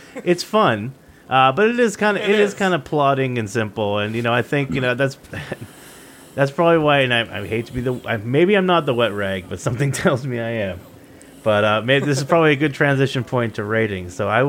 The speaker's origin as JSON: {"language": "English", "region": "Maine", "country": "United States", "tie": "born or raised there", "said": "I grew up in Central Maine. And when I say Richard Stans, I think that I, to people outside of New England, I probably sound like I have a New England accent. To people in New England, I apparently sound like I have a Canadian accent."}